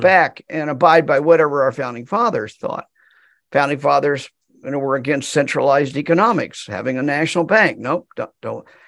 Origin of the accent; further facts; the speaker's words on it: United States; I'm American